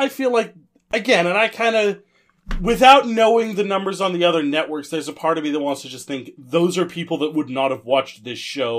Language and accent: English; Canada; I'm Canadian